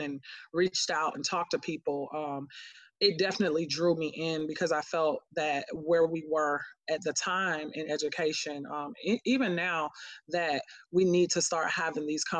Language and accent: English; Miami, Florida, United States; now in Atlanta, United States; I'm originally from Miami, Florida, so it felt similar to home